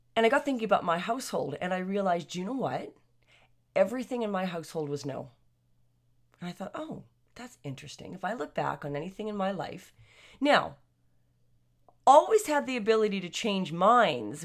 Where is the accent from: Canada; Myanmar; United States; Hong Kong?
Canada; I'm Canadian, and, uh, born and raised Canadians here for a number of generations.